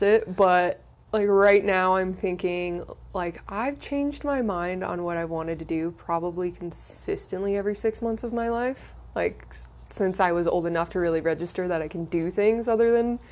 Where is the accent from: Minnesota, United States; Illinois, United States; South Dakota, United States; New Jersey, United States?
South Dakota, United States; moved away as an adult; also born or lived in Colorado / New York City / Austria; now in Denver, United States; I was born and raised in South Dakota